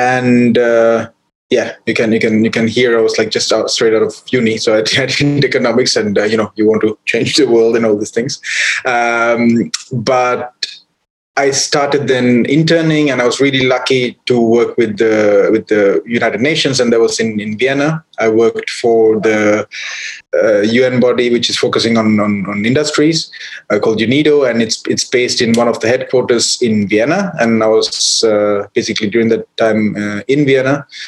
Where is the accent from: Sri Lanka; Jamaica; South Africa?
Sri Lanka; when I was growing up in Sri Lanka, into wildlife